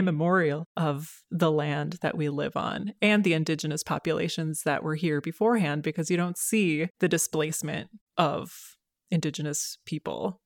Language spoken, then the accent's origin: English; Minneapolis–Saint Paul, Minnesota, United States; also born or lived in Boston; I grew up in the Twin Cities